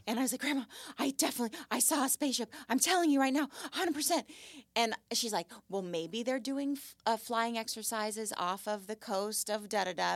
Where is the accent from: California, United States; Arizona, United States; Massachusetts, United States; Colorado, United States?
California, United States; Malibu; But I grew up in Malibu, and I lived on Point Doom